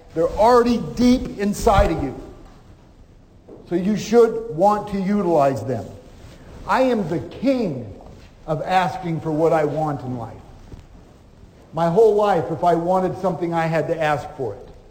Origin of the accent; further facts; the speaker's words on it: Omaha, Nebraska, United States; moved away as an adult; now in Dallas, United States; I grew up in Omaha, and later after my school years, I moved to Dallas, Texas.